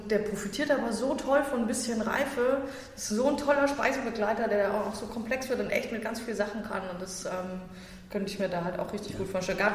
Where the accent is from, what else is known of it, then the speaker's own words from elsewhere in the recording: Bavaria, Germany; also born or lived in Saxony; now in Berlin, Germany; Also ich bin äh, Herzensberliner äh, quasi, aber ich komme ja eigentlich aus Sachsen